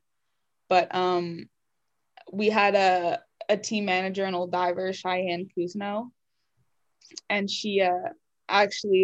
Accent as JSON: {"language": "English", "country": "Canada", "tie": "born or raised there", "moved": "as an adult", "lives_now": "United States", "said": "I didn't, you know, grow up with in Canada"}